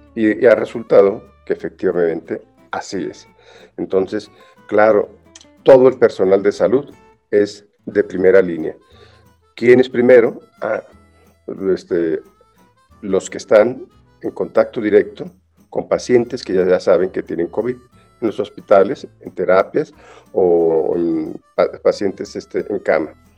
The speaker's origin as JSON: {"language": "Spanish", "country": "Mexico", "said": "así somos los mexicanos"}